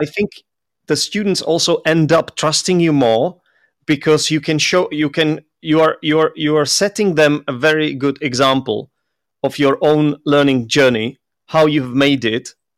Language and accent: English; Czechia; English is a second language; moved away; also born or lived in London; that's where I'm from. I'm Czech